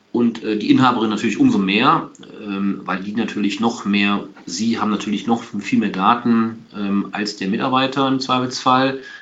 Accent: Aachen, North Rhine-Westphalia, Germany; ich bin kein Kölner, ich komme aus Aachen

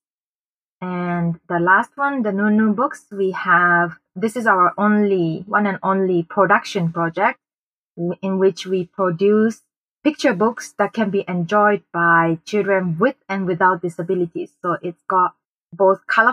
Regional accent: Japan; also born or lived in Bangkok, Thailand / Chiang Mai, Thailand; now in Thailand; a local company in my hometown in Japan

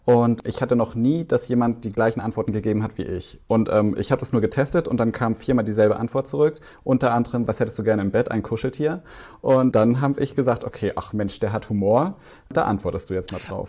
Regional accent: Swabia, Baden-Württemberg, Germany; ich bin ja im Schwabeländler groß geworden

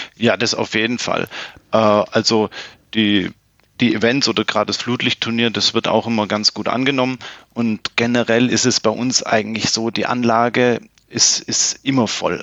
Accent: Plattenhardt, Baden-Württemberg, Germany; moved away as an adult; also born or lived in Konstanz; dann hat es mich beruflich wieder zurück äh, zu den Wurzeln oder beziehungsweise in meine Heimatstadt gezogen. Und ja, und bin dann natürlich selbstverständlich direkt wieder ähm, in die Tennismannschaft hier in Plattenhardt gewechselt

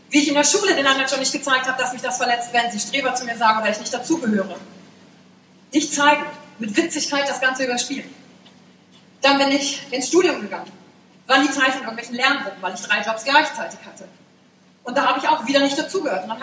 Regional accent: Wülfrath, North Rhine-Westphalia, Germany; born there; ich bin geboren in Wülfrath.

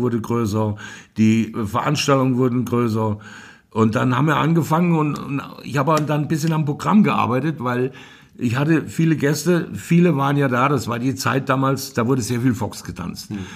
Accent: Hofbieber, Hesse, Germany; Ich bin in Hofbiber, genauer gesagt im Rödergrund geboren.

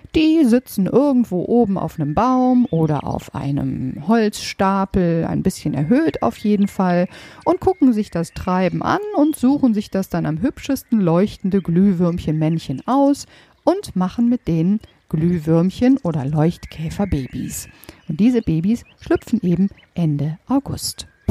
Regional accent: Germany; bei uns in Deutschland

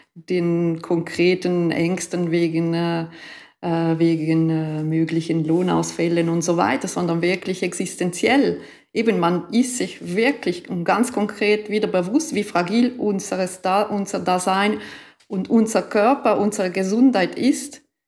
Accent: Ticino, Switzerland; also born or lived in Germany; ich bin auch aus dem Tessin

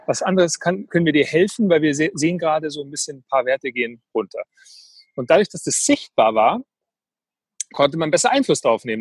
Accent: Weilheim, Bavaria, Germany; ich bin groß geworden hier in der Nähe von in Oberbayern, in Weilheim

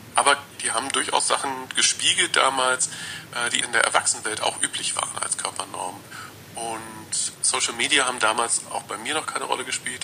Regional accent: rural southwest Germany, Germany; ich bin im auf dem Land aufgewachsen, äh, so im Südwesten Deutschlands

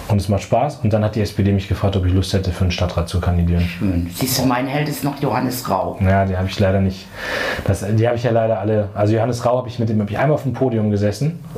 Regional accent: Munster, Lower Saxony, Germany; Dann gab es bei uns in der Nähe von meinem Heimatort Munster in der Lüneburger Heide so ein Nazi-Zentrum

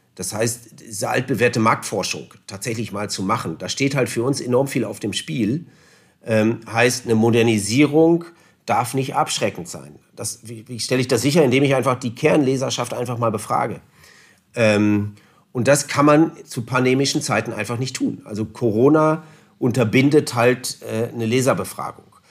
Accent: Northern Germany, Germany; now in Allgäu, Germany; Ich komme ja nun aus Norddeutschland.

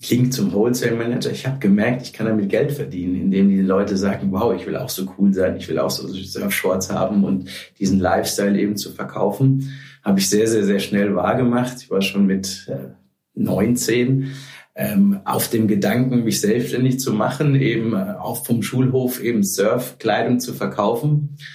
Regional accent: Frankfurt, Hesse, Germany; Bin halber Holländer, habe lange am Strand gelebt, ähm, aber zu Hause war immer Frankfurt.

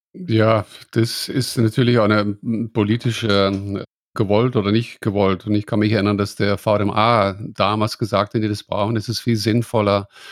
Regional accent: Netherlands; now in Bavaria, Germany; ich als Holländer

